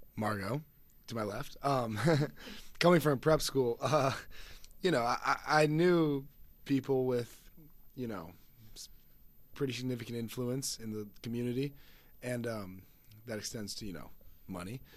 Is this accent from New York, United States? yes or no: no; Phoenix, Arizona, United States; I'm a freshman from Phoenix, Arizona.